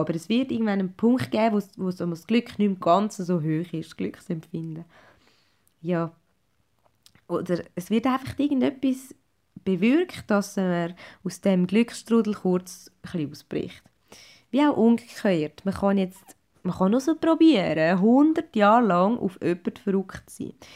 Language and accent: German; Zurich, Switzerland; moved away as an adult; now in Schaffhausen, Switzerland; dass ich Ende 2016 sogar meinen Heimatkanton, mein geliebtes Zürich, hinter mir gelassen habe